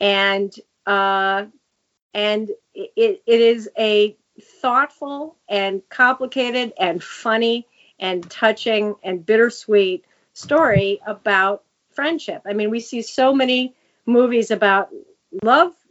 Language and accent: English; Chicago, Illinois, United States; I'm from Chicago, so it was going on at my doorstep.